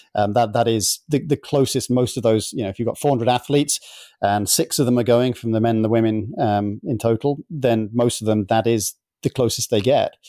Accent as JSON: {"language": "English", "country": "United Kingdom", "moved": "yes", "lives_now": "United States", "said": "being both a Brit and an American now"}